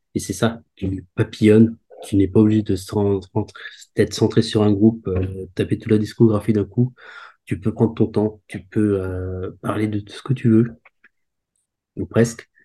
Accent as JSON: {"language": "French", "area": "Alsace", "region": "Grand Est", "country": "France", "said": "je viens d'Alsace"}